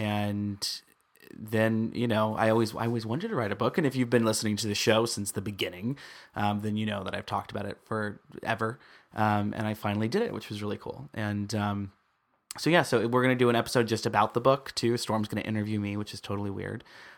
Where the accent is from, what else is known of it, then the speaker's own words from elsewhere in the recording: Midwest, United States; he comes from the East Coast. I'm from the Midwest. You're from the West Coast. I came out to the West Coast.